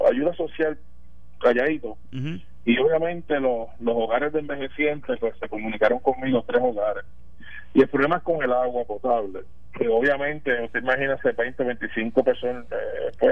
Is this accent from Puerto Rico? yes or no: yes; Corozal, Puerto Rico; va a corozar el Festival Plátano, a comer pastelitos de arroz, que, eso es algo eh, lindo de, mi, de mi pueblo, verdad.